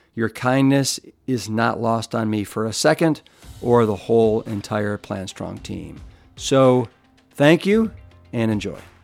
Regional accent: Austin, Texas, United States; born or raised there

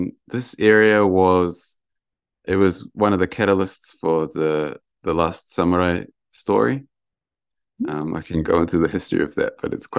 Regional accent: Lower Hutt, Wellington, New Zealand; now in Yamagata, Japan; So I was born in Lower Hutt in Wellington. So, and my house backed onto a forest.

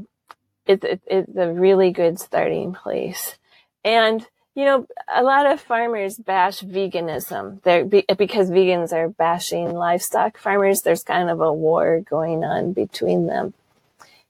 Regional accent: United States; accent: American; moved away as an adult; now in Lake District, United Kingdom; my American accent

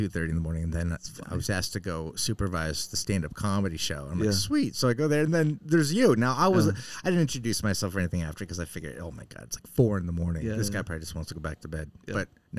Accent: Concord, New Hampshire, United States; I'm from Concord too, but Concord, New Hampshire.

